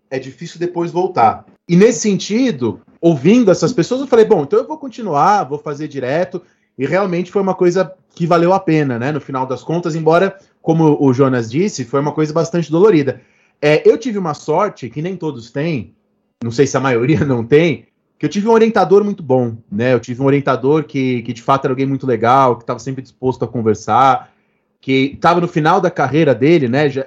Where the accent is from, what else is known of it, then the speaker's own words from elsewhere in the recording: Brazil; Só que a gente é brasileiro, né?